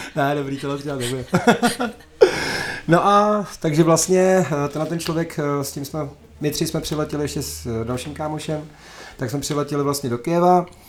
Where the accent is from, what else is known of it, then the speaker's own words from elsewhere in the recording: Bohemia, Czechia; tady u nás v Čechách